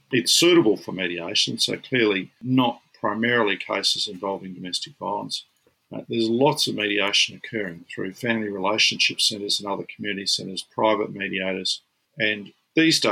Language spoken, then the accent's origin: English; Queensland, Australia; my home state criminalised all forms of surrogacy here, there, everywhere, you know, in Queensland